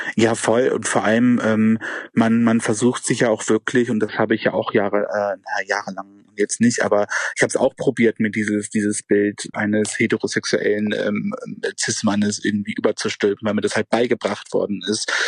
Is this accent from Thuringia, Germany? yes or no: no; Schleswig-Holstein, Germany; moved away as an adult; now in Altenburg, Germany; ich komme aus Schleswig-Holstein ursprünglich